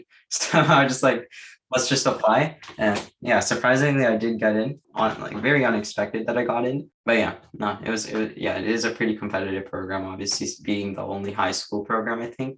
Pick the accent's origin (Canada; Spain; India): Canada; Waterloo, Ontario; I'm from Waterloo. So nearby.